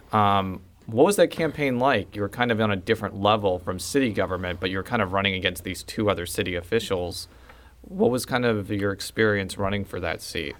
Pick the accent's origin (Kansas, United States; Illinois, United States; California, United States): Illinois, United States; Chicago; moved away; I'm from the Chicagoland area